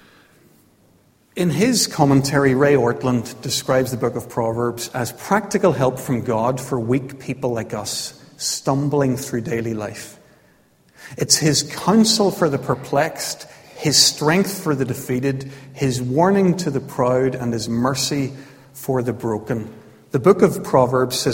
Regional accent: County Armagh, Northern Ireland, United Kingdom; I was growing up in County Armagh in the 1970s.

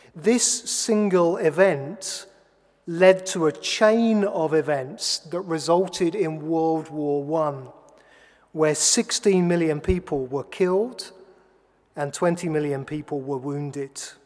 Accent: England, United Kingdom; I'm an Englishman, a button down Englishman

